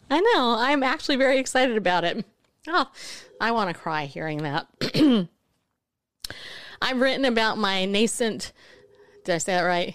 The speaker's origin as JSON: {"language": "English", "region": "California", "country": "United States", "tie": "born or raised there", "moved": "yes", "lives_now": "Tennessee, United States", "said": "I live in Tennessee. I remember when I first got here, 'cause I grew up in California"}